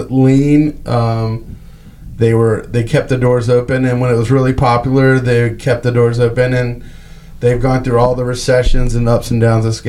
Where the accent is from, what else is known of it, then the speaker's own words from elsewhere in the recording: Wilmington, North Carolina, United States; I was born and raised in Wilmington, North Carolina.